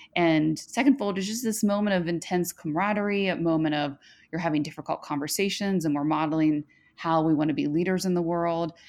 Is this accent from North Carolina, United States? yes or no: no; Cincinnati, Ohio, United States; moved away as an adult; now in Washington, D.C., United States; I grew up in the Midwest, the Queen City